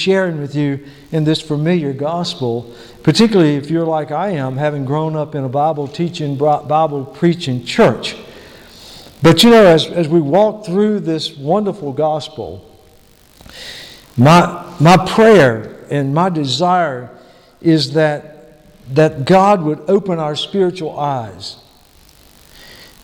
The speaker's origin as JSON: {"language": "English", "country": "United States", "said": "Being Native American"}